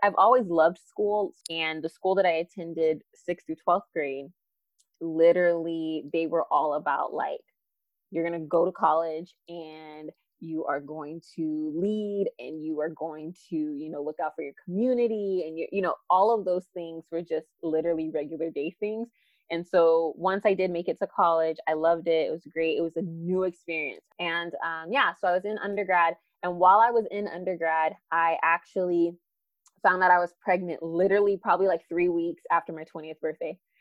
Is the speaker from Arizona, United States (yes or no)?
yes; Phoenix, Arizona, United States; I'm from Phoenix, Arizona, born and raised here, specifically in South Phoenix.